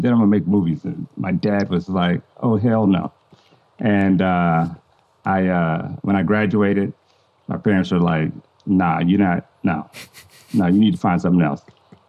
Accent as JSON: {"language": "English", "region": "Nebraska", "country": "United States", "tie": "born or raised there", "also_born_or_lived": "Germany", "said": "my dad being in the military. I grew up in Germany. I grew up in Nebraska. I just traveled a lot and just got to experience a lot."}